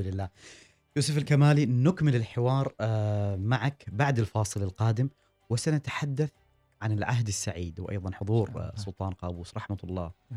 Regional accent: Oman; نحن ربما كعمانيين

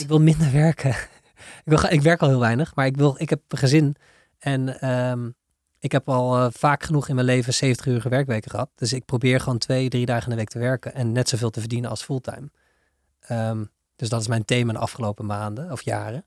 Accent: Netherlands; Wij zijn als Hollanders

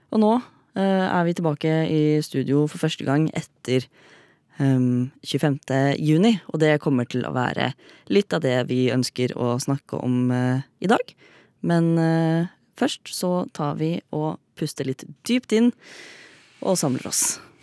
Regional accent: Fredrikstad, Østfold, Norway; Jeg er fra Fredrikstad

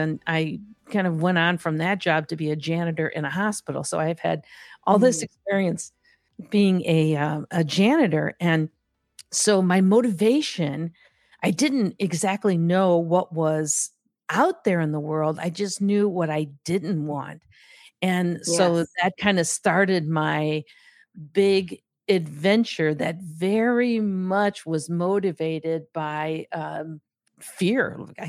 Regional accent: Gary, Indiana, United States; So I grew up in Gary, Indiana, which is a steel town.

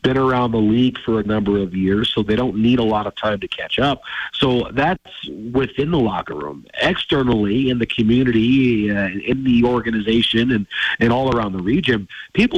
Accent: Detroit, Michigan, United States; moved away; I grew up in Detroit, and it was late 90s, early 2000s

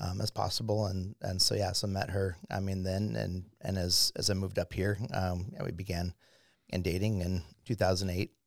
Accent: Irvine, California, United States; I grew up in Southern California in the, um, yeah, city of Irvine.

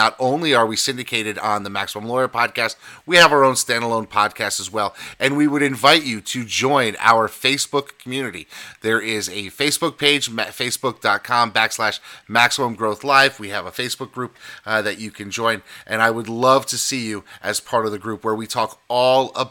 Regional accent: New York City, New York, United States; I grew up in the New York City metro area

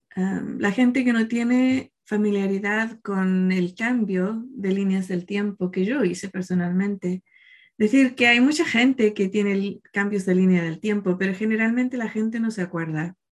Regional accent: Chile; el día del 4 de marzo, nací yo en Chile

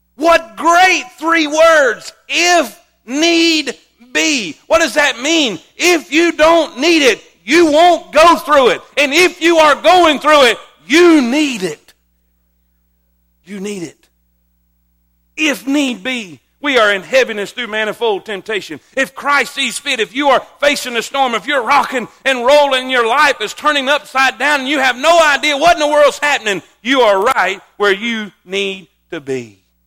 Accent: South Florida, United States; moved away; I grew up in South Florida my whole life

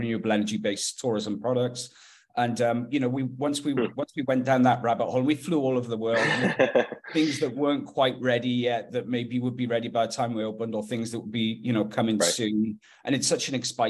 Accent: Wales, United Kingdom; moved away as an adult; also born or lived in Haiti; now in Kelowna, Canada; I'm from Wales.

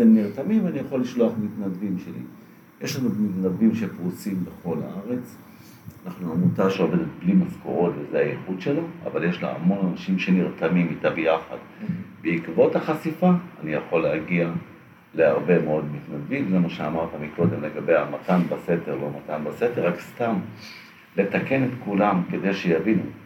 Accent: Holon, Tel Aviv District, Israel; now in Ramat Gan, Israel; אני נולדתי בג'סי כהן בחולון, שכונת מצוקה, חדר וחצי, עשרה נפשות

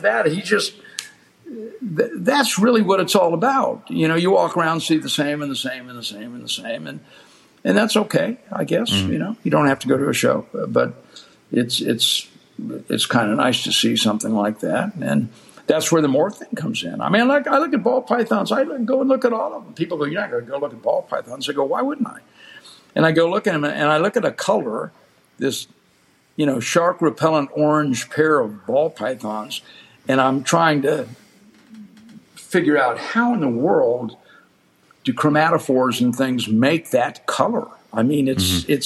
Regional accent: South Florida, United States; moved away; also born or lived in West Texas; I grew up in South Florida

